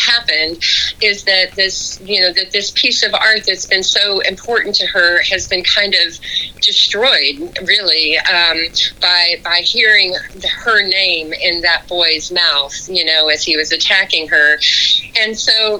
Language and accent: English; Odessa, Texas, United States; as a kid growing up in a pretty isolated oil town, you know, out in West Texas